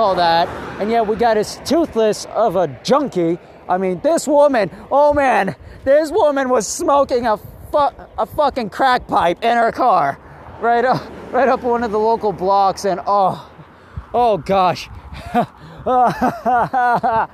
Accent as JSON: {"language": "English", "country": "United States", "said": "I'm an American"}